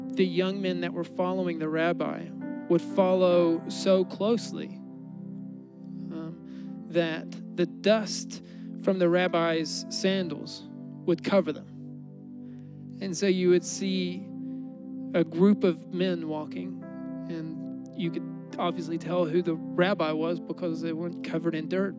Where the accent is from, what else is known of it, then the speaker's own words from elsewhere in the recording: United States; I'm an American